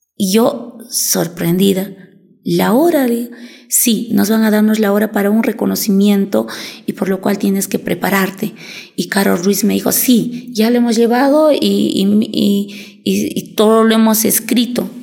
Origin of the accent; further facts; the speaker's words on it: Cusco, Peru; also born or lived in Tacna; como cusqueña yo me siento muy orgullosa